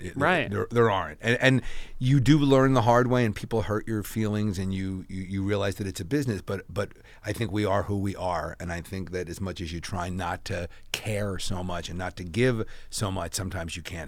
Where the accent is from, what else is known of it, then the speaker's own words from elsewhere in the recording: East Coast, United States; moved away as an adult; I grew up on the East Coast, and I moved here when I was 24 to be an actor.